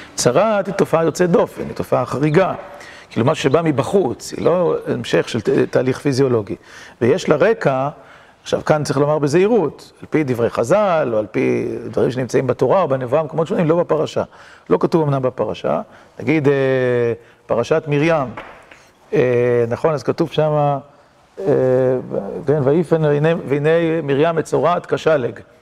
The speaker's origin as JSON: {"language": "Hebrew", "town": "Kiryat Motzkin", "region": "Haifa District", "country": "Israel", "tie": "born or raised there", "said": "קריית מוצקין שגדלתי בה"}